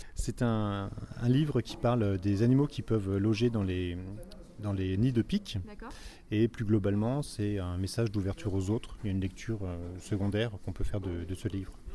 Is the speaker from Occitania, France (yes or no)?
no; Azay-le-Rideau, Centre-Val de Loire, France; je suis d'Azel Rideau